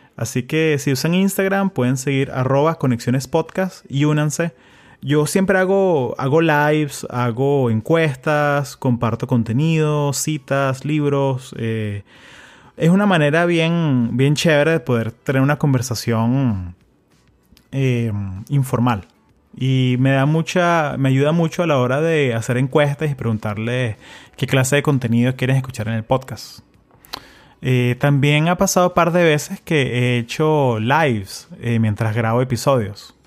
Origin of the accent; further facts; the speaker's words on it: Venezuela; now in United States; yo, soy venezolano, pero también soy americano, o sea, tengo 20 años acá